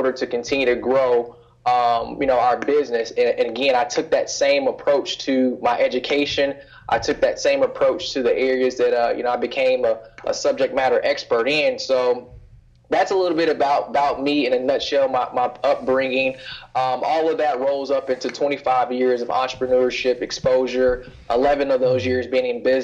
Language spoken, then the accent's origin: English; Kansas City, Missouri, United States; moved away as an adult; I'm originally from Kansas City, Missouri. I spent 18 years of my life there, from first born all the way up until it was time for me to go off to college